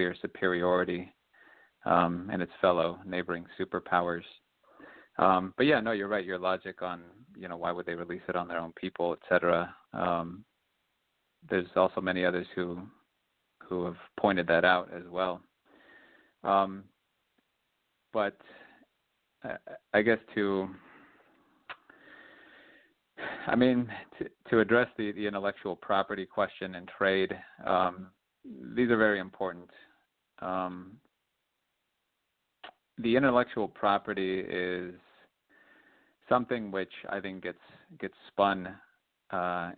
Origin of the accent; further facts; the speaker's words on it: California, United States; originally from California myself, so you're speaking to another Californian